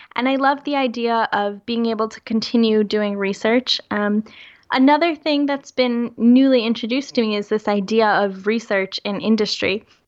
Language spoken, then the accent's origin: English; United States; moved away as an adult; now in Europe; I am currently working in Europe, but I am American, so my entire family is still living in the US